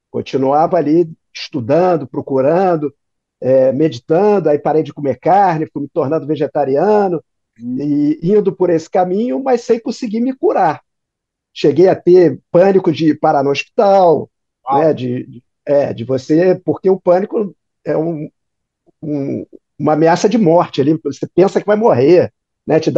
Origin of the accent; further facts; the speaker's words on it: Rio de Janeiro, Brazil; É, eu sou carioca, né?